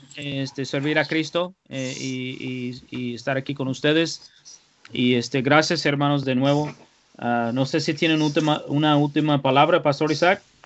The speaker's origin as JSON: {"language": "Spanish", "country": "United States", "moved": "yes", "said": "como americano"}